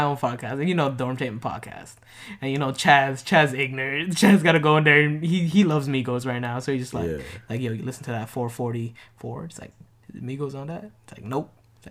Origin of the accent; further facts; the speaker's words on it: New York, United States; I'm from New York.